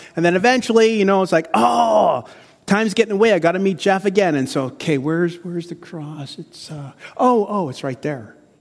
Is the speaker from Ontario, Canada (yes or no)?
yes; Windsor, Ontario, Canada; also born or lived in Chicago; I'm a Windsor-right guy, so I'm from Windsor.